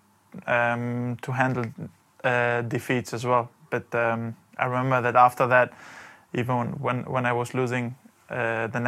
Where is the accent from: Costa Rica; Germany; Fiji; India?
Germany; first language German and Albanian; English is a second language; moved away as an adult; also born or lived in Valencia, Spain; now in London, United Kingdom; we all were born in Germany, and we grew up in Germany. We went to school in Germany, so we kind of had two mother languages. We had the German language that we grew up with, and we had the Albanian language that we had in the family